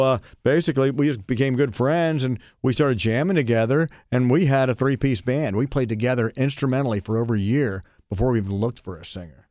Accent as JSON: {"language": "English", "town": "Barnesville", "region": "Ohio", "country": "United States", "tie": "born or raised there", "said": "I was brought up in Barnesville, Ohio"}